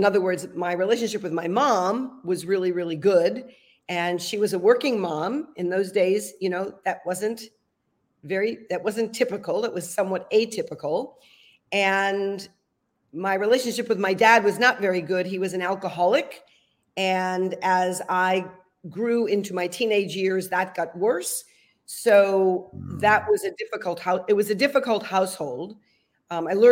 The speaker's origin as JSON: {"language": "English", "town": "Providence", "region": "Rhode Island", "country": "United States", "tie": "born or raised there", "also_born_or_lived": "California", "moved": "yes", "said": "I was born in Providence, Rhode Island. And Rhode Island is the smallest state in the union. So it's, you know, very different than being raised in a large city in California. It was a great place to grow up"}